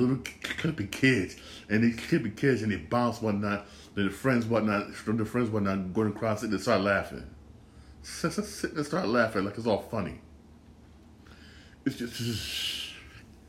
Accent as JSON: {"language": "English", "town": "Bridgeport", "region": "Connecticut", "country": "United States", "tie": "born or raised there", "said": "I grew up in Bridgeport"}